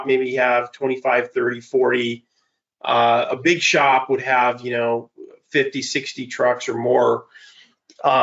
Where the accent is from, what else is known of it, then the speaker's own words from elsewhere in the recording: California, United States; I'm from California.